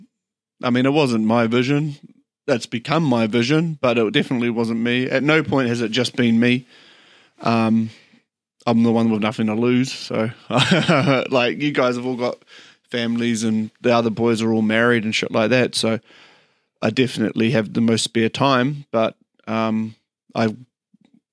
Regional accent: Auckland, New Zealand; also born or lived in Papakura / Kerikeri; I grew up in Beachlands, went to Beachlands Primary, ended up going to Hark Intermediate

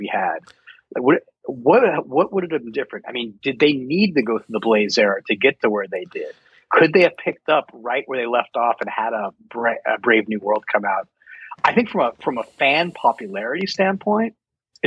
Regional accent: Denver, Colorado, United States; Growing up in Denver, you go to Red Rocks all the time.

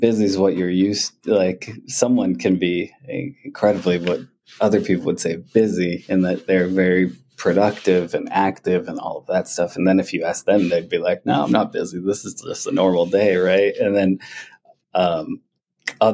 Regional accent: East Coast, United States; moved away; also born or lived in Montana; I grew up on the East Coast originally

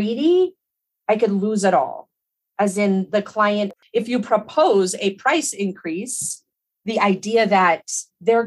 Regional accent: Colorado, United States; also born or lived in Hawaii; I grew up in Colorado and I've spent most of my life here

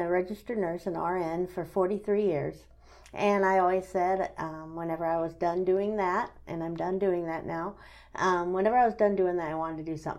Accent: Wayne, United States; moved away; my hometown in Wayne

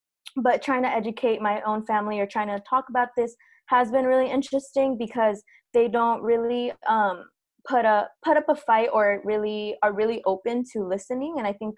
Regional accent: southern Mexico, Mexico; now in United States; we are indigenous from Southern Mexico, and like given a lot of the different movements and stuff

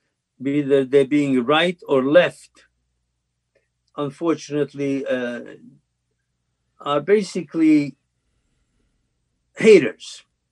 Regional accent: Slovakia; now in United States; when I was growing up in Czechoslovakia and Slovakia

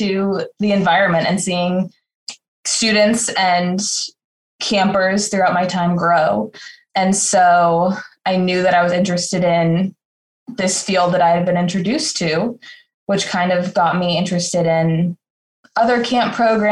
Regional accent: Southern California, United States; moved away as an adult; now in Nantucket, United States; I grew up in Southern California, really familiar with the Pacific Ocean, and came out to Nantucket last May

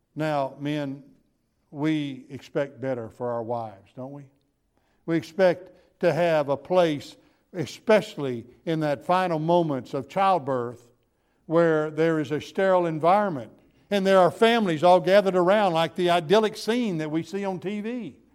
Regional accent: Gulf Coast, United States; I was raised on the Gulf Coast

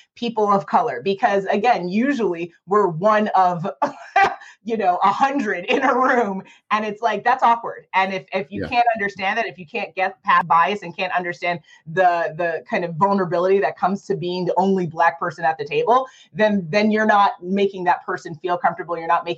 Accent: New York City, New York, United States; moved away as an adult; now in Arizona, United States; We're from New York originally. I'm born and raised in Manhattan.

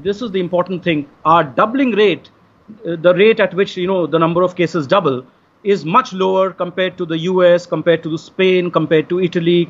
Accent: India; first language Hindi; English is a second language; to be in Delhi, to be in my home country

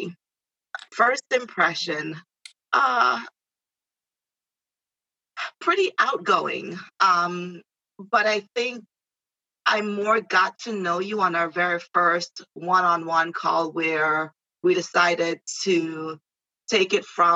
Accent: Jamaica; also born or lived in Valley Stream, New York; now in New York, United States; I am from Jamaica, the beautiful island of Jamaica. So every now and then I say something and it comes out with an accent. I'm like, I'm Jamaican.

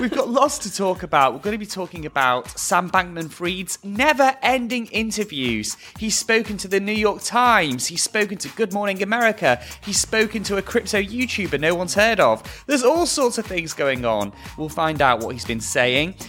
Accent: near Liverpool, North West England, United Kingdom; moved away; my hometown

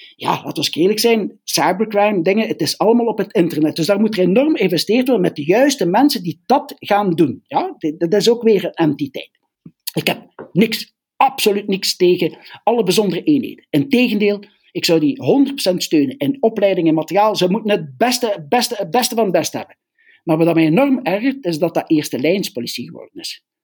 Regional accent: Belgium; we zijn Belgen

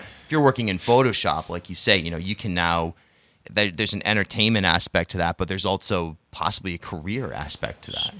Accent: South County, Rhode Island, United States; I grew up in South County

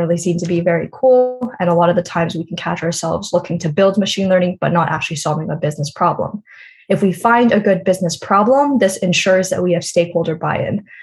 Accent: Canada; I am from Canada

